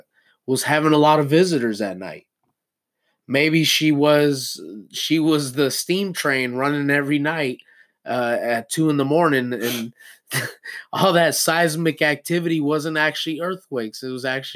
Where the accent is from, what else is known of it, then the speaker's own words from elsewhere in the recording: United States; being American